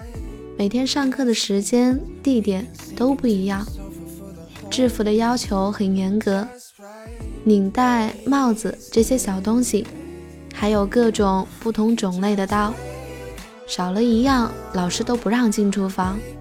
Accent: China; 自我介绍的时候，一听说我是中国人，巴基斯坦的人都上来和我握手。

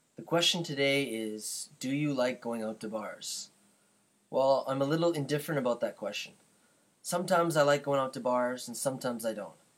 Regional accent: Canada; I'm from Canada

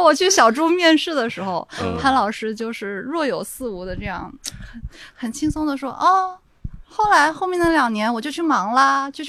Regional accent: Guangdong, China; 我广东长大嘛

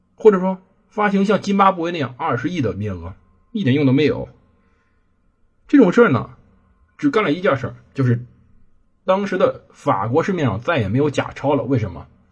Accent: China; 我们是中国人

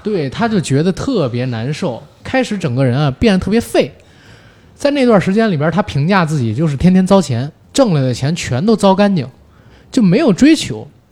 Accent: Beijing, China; 我其实作为一个北京人

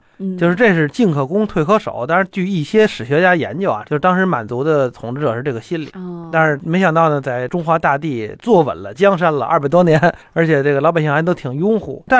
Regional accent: Beijing, China; 我是北京人，所以我这个老家是哪儿呢？我妈妈和我爸爸他们祖籍都是应该是山东河北

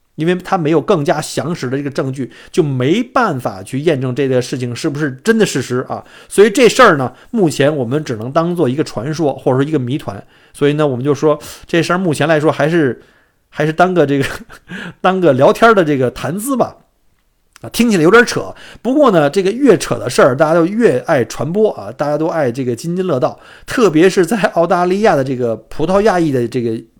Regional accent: Beijing, China; now in Australia; 我生在北京

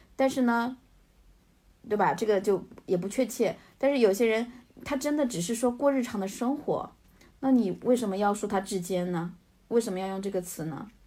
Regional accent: Hunan–Jiangxi border area, China; moved away as an adult; now in United States; 我老家在相干交界的地方

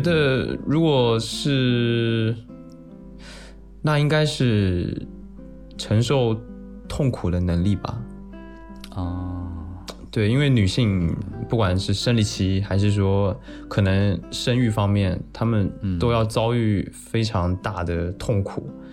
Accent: Taiwan; 我是台湾人

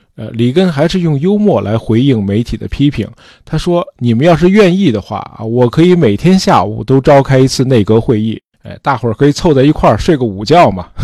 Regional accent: China; 供给侧这词儿我们中国人听得很耳熟

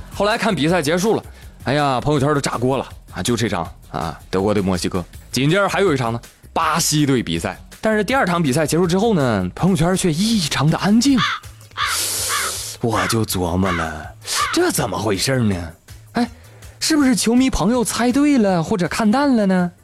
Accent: China; 作为中国人

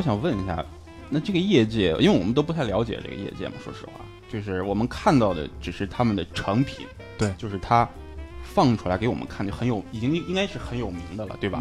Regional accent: Shandong, China; accent: Shandong dialect; now in Tokyo, Japan; 我这么浓厚的山东方言味儿，你居然听不出我是山东人来吗

